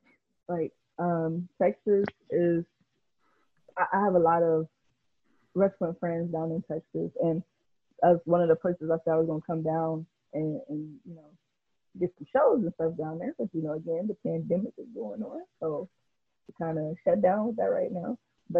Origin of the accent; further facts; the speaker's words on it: Jamaica; And I'm not saying there's anything wrong with Jamaica because I'm Jamaican.